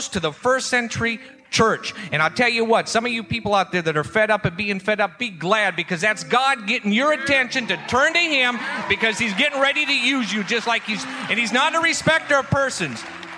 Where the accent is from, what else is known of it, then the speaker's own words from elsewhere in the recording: Gulfport, Mississippi, United States; I'm from Gulfport, Mississippi.